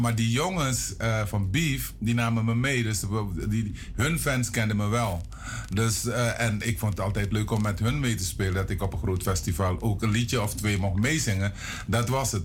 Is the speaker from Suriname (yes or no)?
yes; Paramaribo, Paramaribo District, Suriname; also born or lived in interior of Suriname; Ik ben geboren in Paramaribo, Richard straat. Maar toen ik 11 was, moest ik naar het internaat diep in het binnenland.